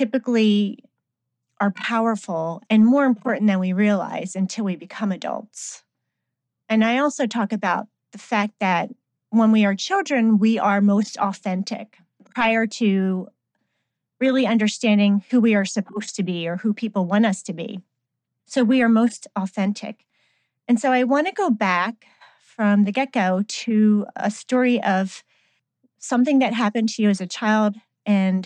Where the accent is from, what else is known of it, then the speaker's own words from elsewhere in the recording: New Jersey, United States; New Jersey in my home state